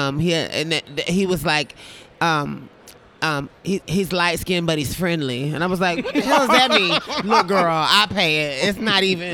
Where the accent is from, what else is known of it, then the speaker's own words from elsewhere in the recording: South Carolina, United States; now in Atlanta, United States; I'm from South Carolina originally